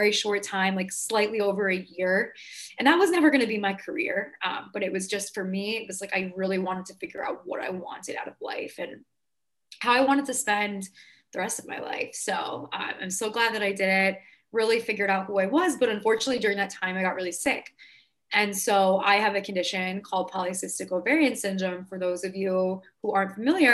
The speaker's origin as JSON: {"language": "English", "region": "New York", "country": "United States", "said": "I'm from New York."}